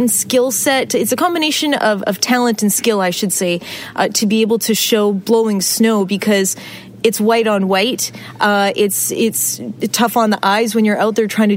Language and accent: English; West Coast, British Columbia, Canada; being born and raised on the West Coast